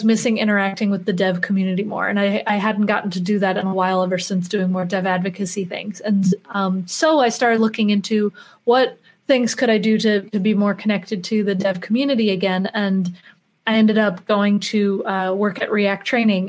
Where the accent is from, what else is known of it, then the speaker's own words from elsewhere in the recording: Chicago, Illinois, United States; moved away; I'm originally from Chicago, so it's nice to be back home